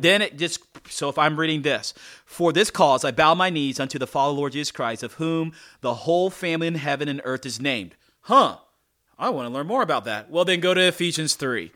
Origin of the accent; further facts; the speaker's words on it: North Carolina, United States; I'm a black guy and I grew up in North Carolina.